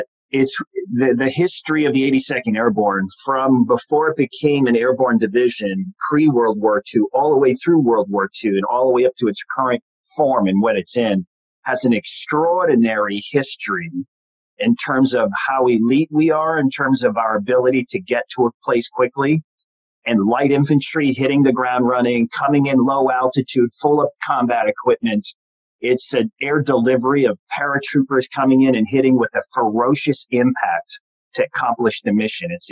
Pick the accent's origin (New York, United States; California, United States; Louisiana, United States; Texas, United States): New York, United States; Long Island; but I did a lot of growing up on Long Island, and and I went from there.